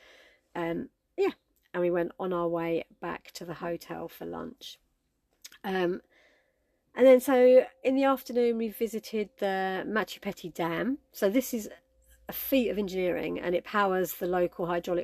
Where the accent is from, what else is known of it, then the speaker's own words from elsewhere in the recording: United Kingdom; we are British